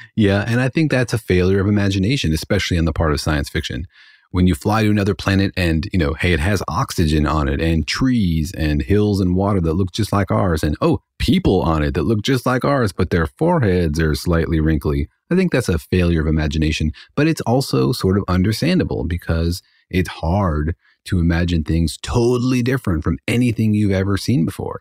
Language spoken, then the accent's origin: English; Los Alamos, New Mexico, United States; now in Irvine, United States; I grew up in Los Alamos